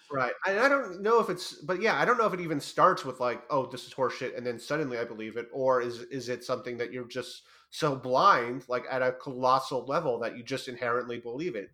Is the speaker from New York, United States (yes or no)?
yes; New York, United States; I am from New York